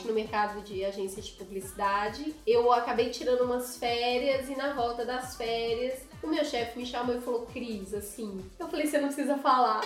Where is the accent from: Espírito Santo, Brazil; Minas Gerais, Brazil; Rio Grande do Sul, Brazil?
Minas Gerais, Brazil; Belo Horizonte; moved away as an adult; now in São Paulo, Brazil; na minha casinha, na minha terrinha lá em BH